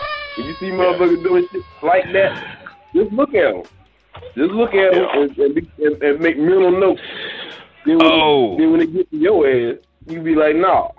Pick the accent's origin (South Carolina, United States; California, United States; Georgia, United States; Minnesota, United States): South Carolina, United States; Columbia; I'm from Columbia, South Carolina.